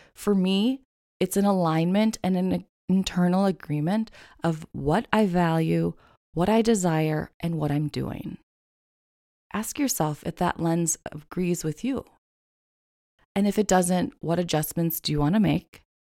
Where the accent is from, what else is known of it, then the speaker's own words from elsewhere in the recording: Midwest, United States; moved away; growing up in the Midwest